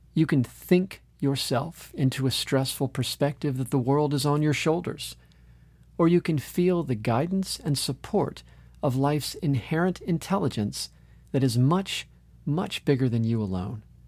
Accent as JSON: {"language": "English", "town": "Orlando", "region": "Florida", "country": "United States", "tie": "born or raised there", "said": "my hometown of Orlando, Florida"}